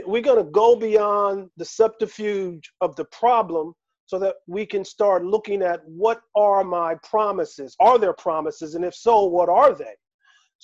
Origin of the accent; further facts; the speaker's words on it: Philadelphia, Pennsylvania, United States; now in Las Vegas, United States; I'm from Philadelphia, which is known as the city of brotherly love